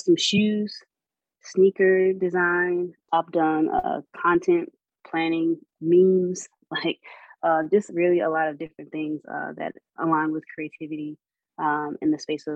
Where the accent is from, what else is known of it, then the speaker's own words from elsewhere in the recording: North Carolina, United States; also born or lived in Savannah, Georgia; now in Atlanta, United States; growing up on North Carolina barbecue